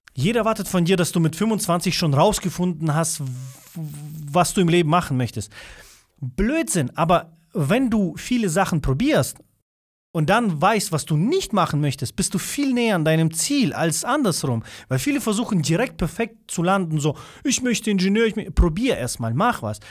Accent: Russia; first language Russian; German is a second language; now in Germany; ich komme ja ursprünglich nicht aus Deutschland, bin ich hier auf die Welt gekommen. Das ist noch schlimmer zum Beispiel bei uns dort gewesen in Russland

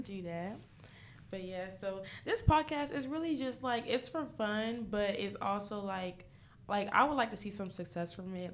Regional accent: New York City, New York, United States; moved away; I'm originally from New York, from the Bronx.

